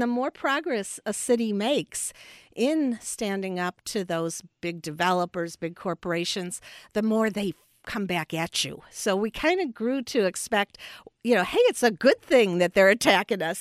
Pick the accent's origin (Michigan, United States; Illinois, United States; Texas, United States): Illinois, United States; Chicago; also born or lived in Park Ridge, Illinois / Champaign-Urbana, Illinois; I was born in Chicago, and uh, to a family, uh, with a union